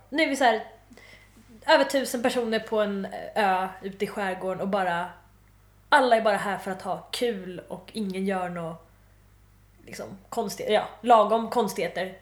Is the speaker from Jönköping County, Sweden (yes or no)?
no; Malmö, Skåne, Sweden; jag är från Malmö